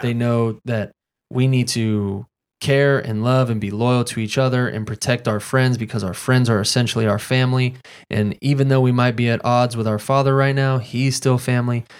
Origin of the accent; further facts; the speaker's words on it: Fayetteville, North Carolina, United States; I'm from Fayetteville, North Carolina.